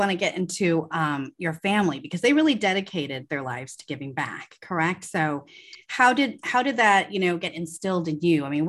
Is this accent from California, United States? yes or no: yes; Los Angeles, California, United States; we're both from Southern California. We're both from Los Angeles.